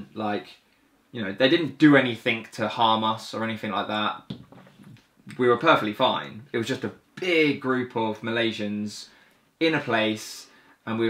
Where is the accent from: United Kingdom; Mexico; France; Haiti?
United Kingdom; England; We're from England